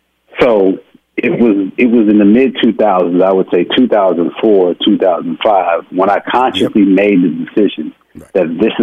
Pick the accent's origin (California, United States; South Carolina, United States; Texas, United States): Texas, United States; Houston; I mean, I'm a boy from Houston, Texas.